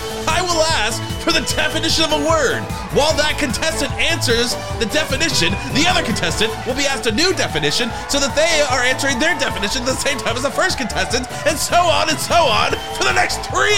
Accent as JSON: {"language": "English", "region": "New York", "country": "United States", "tie": "born or raised there", "said": "I grew up in New York. I didn't even know Indians have their own laws."}